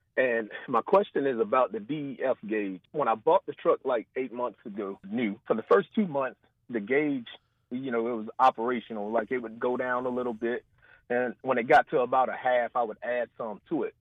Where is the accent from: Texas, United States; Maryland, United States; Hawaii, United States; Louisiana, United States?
Louisiana, United States; Baton Rouge; I'm from Baton Rouge